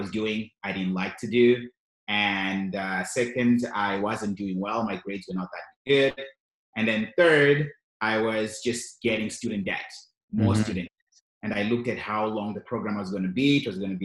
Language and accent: English; Zimbabwe; also born or lived in Canada; now in Yellowknife, Canada; I moved to Canada in 2001 with my family. And of course, we're from Zimbabwe, both of us.